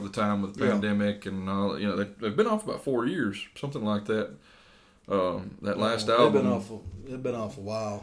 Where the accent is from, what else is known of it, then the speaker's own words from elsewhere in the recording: Northeast Mississippi, United States; we're from Northeast Mississippi